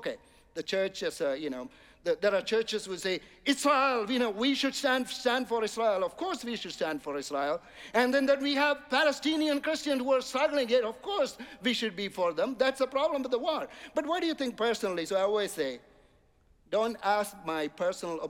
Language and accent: English; India; now in United States; I'm coming from India